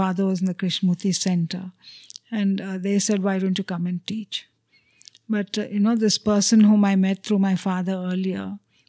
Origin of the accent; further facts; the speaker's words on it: Chennai, Tamil Nadu, India; first language Telugu; English is a second language; Though I grew up in Madras, I didn't know any Tamil because we were a Telugu-speaking family